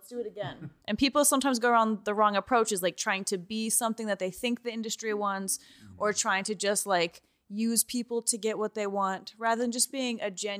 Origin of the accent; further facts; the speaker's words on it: Georgia, United States; moved away as an adult; now in Los Angeles, United States; I'm from Georgia, and I moved here when I was 18.